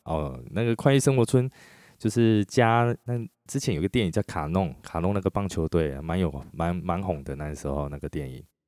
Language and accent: Chinese; Chiayi, Taiwan; moved away as an adult; now in Taichung, Taiwan; 认识我的朋友都知道我是嘉义人啦，而且我离开嘉义算很晚了。 二十七岁的时候才离开嘉义到台中，然后前一阵子因为疫情哦，又回嘉义待了两年，所以我对嘉义来说哦，真的是很熟，很熟哦，熟到我现在我自己还觉得我是真嘉义人，假台中人那样子